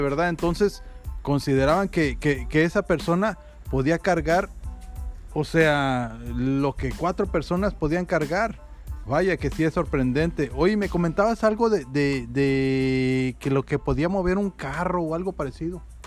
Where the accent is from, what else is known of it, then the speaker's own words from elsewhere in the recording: Ciudad Victoria, Tamaulipas, Mexico; also born or lived in Matamoros; sí, efectivamente soy de Ciudad Victoria, Tamaulipas, muy, muy orgulloso de ser de ese pequeño pueblo